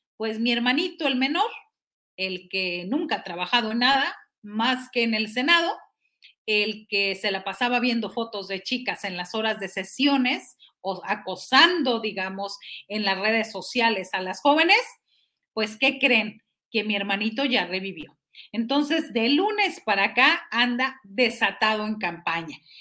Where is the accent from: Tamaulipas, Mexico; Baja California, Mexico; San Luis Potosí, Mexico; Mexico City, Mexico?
Tamaulipas, Mexico; Matamoros; yo soy de Matamoros